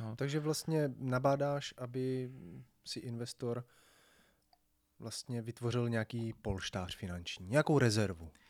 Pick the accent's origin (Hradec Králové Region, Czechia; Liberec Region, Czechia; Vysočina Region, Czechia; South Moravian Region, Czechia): South Moravian Region, Czechia; Brno; když my jsme z Brna